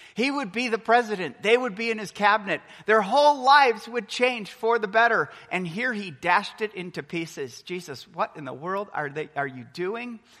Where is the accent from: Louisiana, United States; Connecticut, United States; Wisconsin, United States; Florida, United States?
Wisconsin, United States; Milwaukee; moved away as an adult; also born or lived in Texas; I remember growing up for 22 years, born and raised in Milwaukee, Wisconsin.